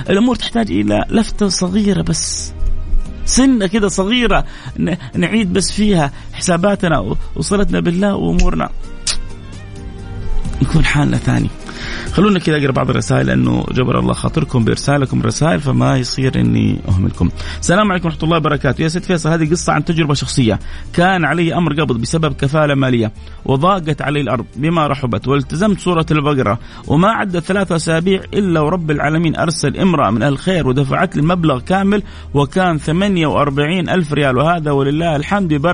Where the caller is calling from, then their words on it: Jeddah, Makkah Province, Saudi Arabia; من جدة ادعي لي يا شيخ